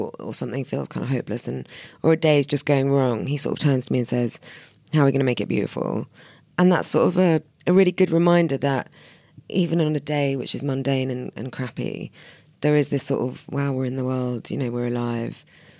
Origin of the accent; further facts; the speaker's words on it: London, United Kingdom; I'm such a Londoner. I'm so bored by the tube.